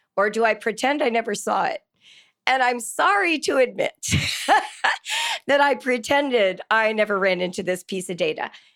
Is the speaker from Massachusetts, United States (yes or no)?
no; California, United States; moved away as an adult; now in Ohio, United States; I grew up in California and moved to Ohio twenty-two years ago